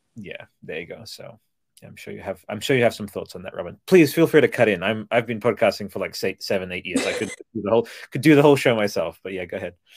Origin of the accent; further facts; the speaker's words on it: Australia; I'm Australian.